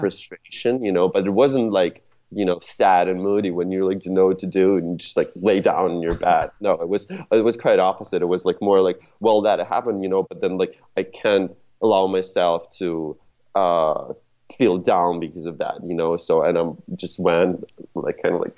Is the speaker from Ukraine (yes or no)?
yes; Ukraine; now in Los Angeles, United States; I'm not originally from around here. I'm I'm originally from uh, from Ukraine.